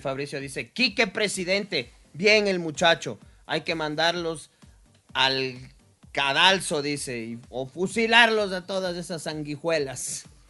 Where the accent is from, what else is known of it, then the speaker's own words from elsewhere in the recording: Ecuador; Somos ecuatorianos